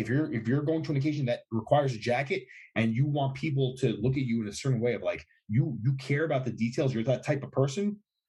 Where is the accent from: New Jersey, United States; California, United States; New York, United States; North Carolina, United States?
New York, United States; And I'm a New Yorker, as are you.